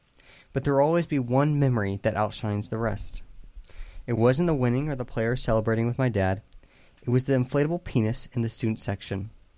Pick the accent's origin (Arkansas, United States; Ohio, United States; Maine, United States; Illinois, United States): Ohio, United States; Growing up in Ohio, we had two season tickets to Purdue football games.